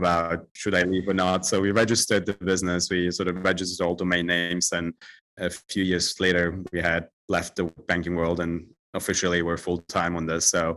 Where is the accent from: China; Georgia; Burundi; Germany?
Germany; moved away as an adult; also born or lived in Turkey / Italy; now in London, United Kingdom; I was born in Germany and grew up in Germany